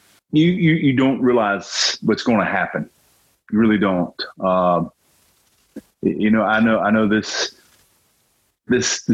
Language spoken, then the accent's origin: English; North Carolina, United States; growing up in North Carolina